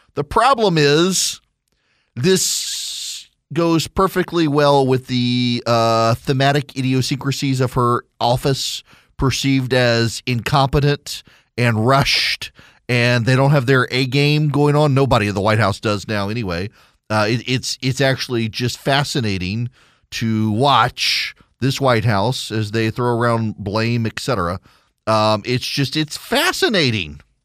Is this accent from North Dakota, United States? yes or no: no; Louisiana, United States; I am from Louisiana